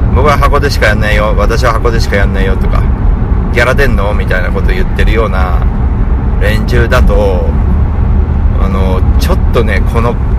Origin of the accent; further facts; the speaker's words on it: Tokyo, Japan; 自分の地元である大森